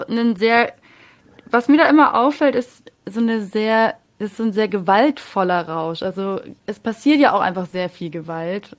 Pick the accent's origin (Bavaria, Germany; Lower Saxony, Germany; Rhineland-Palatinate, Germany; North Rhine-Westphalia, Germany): Bavaria, Germany; Munich; Ich komme aus München